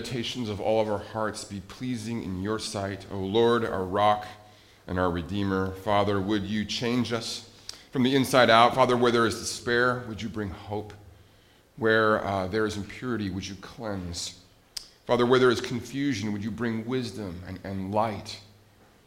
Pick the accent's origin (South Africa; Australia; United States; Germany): United States; Montana; I grew up in Montana